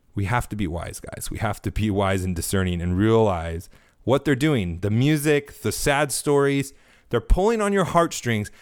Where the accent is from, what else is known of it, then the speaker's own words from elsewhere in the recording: California, United States; now in Florida, United States; growing up in California most of my life, living here in Florida now